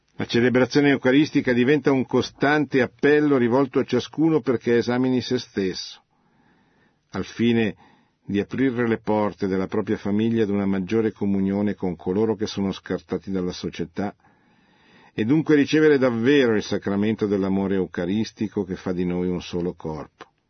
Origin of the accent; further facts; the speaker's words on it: Italy